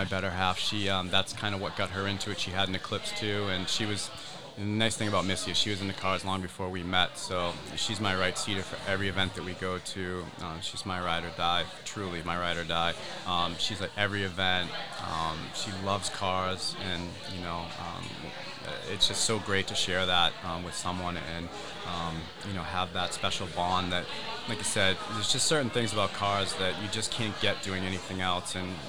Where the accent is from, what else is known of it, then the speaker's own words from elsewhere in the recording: New England, United States; So, like I said, we come up from the Massachusetts, New Hampshire area, and I like to cook.